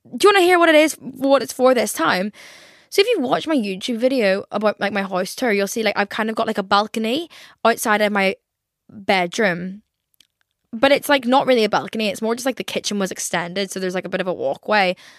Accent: Ireland; I'm Irish

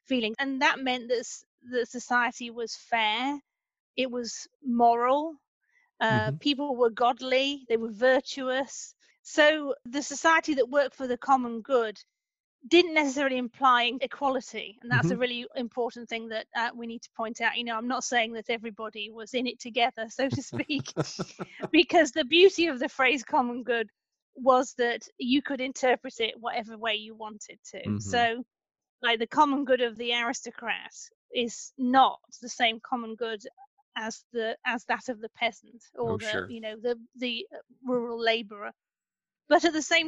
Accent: the Midlands outside Leicester, East Midlands, United Kingdom; as a Brit who actually grew up in a part of the UK in the Midlands outside Leicester

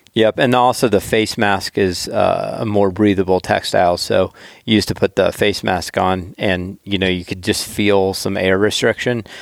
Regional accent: the South, United States; I'm from the South.

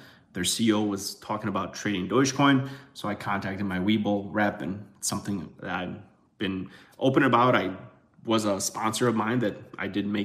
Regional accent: Chicago, Illinois, United States; I'm from Chicago.

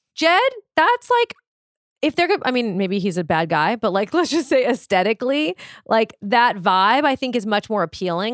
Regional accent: Malibu, California, United States; I grew up in Malibu

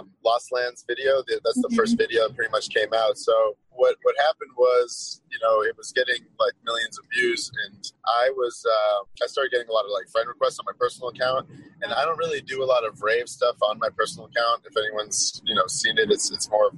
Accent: Boston, Massachusetts, United States; I'm from Boston. I'm born and raised

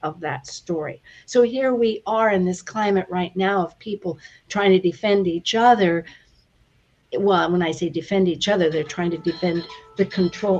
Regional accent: United States; we're coming from the United States

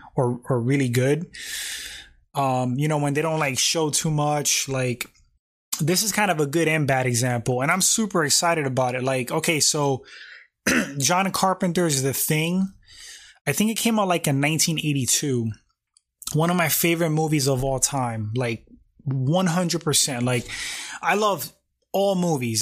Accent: New York, United States; I was born in New York. I was born in the United States

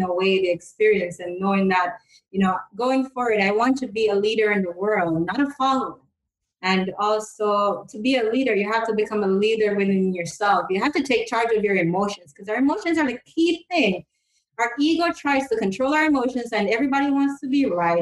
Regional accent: Jamaica; I'm from Jamaica

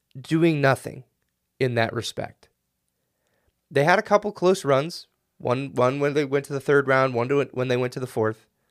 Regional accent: United States; I'm an American

